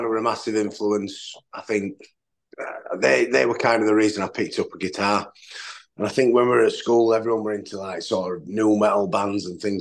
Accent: Yorkshire and the Humber, United Kingdom; also born or lived in Doncaster; I'm not from Sheffield. I'm from South Yorkshire, which is sort of, I mean, I'm about 25, 30 minutes from Sheffield.

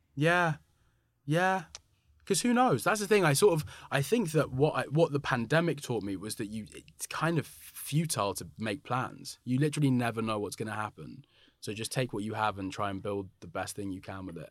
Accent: London, United Kingdom; a black but mixed race black man growing up in London

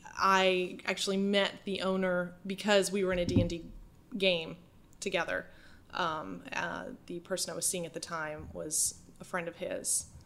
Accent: Holden, Maine, United States; Yeah. I'm from a small town outside of Bangor mm-hmm. called Holden. And my family has been there for generations, you know, old Yankee family.

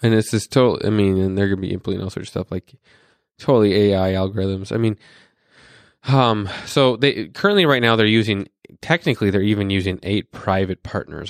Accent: North Dakota, United States; I was born in North Dakota

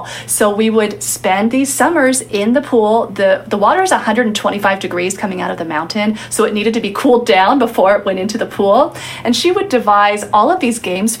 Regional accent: Santa Monica, California, United States; Santa Monica, my hometown.

